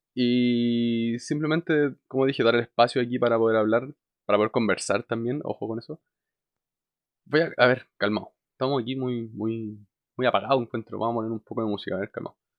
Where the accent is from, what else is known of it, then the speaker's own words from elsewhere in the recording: Chile; tengo 24 años, soy de Chile